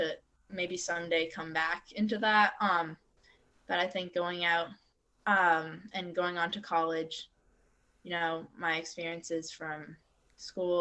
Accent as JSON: {"language": "English", "town": "Waterbury", "region": "Vermont", "country": "United States", "tie": "born or raised there", "said": "growing up in Waterbury and going to public school all my years"}